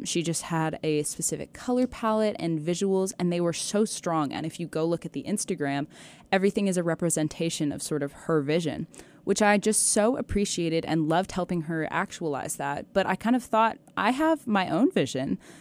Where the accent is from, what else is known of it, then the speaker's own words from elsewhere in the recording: Mill Creek, Washington, United States; moved away as an adult; now in Malibu, United States; I'm from a town called Mill Creek